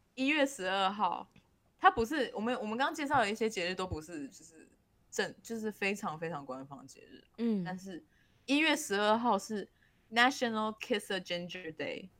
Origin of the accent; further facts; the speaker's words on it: Taiwan; 因为我们是台湾人，我们已经在台湾待太久